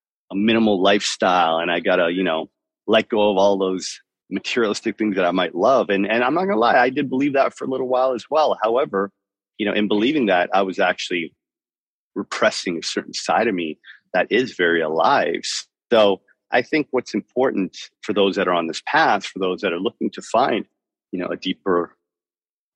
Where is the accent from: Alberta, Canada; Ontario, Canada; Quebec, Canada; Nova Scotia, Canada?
Ontario, Canada; Toronto; also born or lived in Miami; now in Nosara, Costa Rica; I'm from Toronto. From Toronto, but I lived in Miami for many, many years